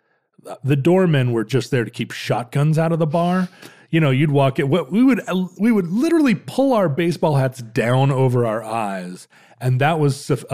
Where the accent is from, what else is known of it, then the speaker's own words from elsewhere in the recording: Alaska, United States; I grew up in Alaska during a pretty wild time in Alaska's history.